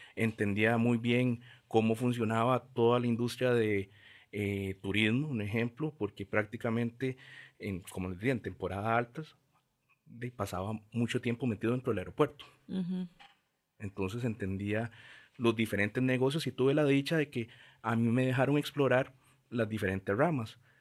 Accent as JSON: {"language": "Spanish", "area": "Montes de Oca and Curridabat", "region": "San José", "country": "Costa Rica", "tie": "born or raised there", "said": "Crecí en Montes de Oca y Curriabat"}